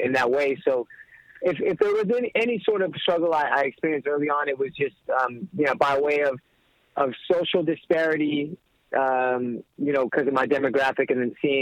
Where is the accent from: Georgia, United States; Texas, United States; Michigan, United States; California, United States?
California, United States; Inglewood; growing up in Englewood, you're kind of forced to grow up a little bit quicker than other places